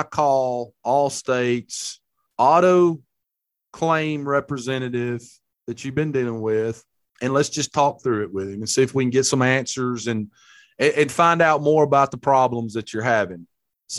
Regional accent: Hamilton, Alabama, United States; Buddy of mine from my hometown, Hamilton, Alabama

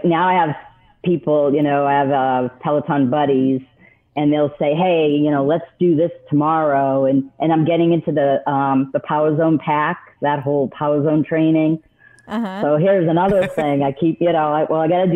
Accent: New England, United States; I'm from New England

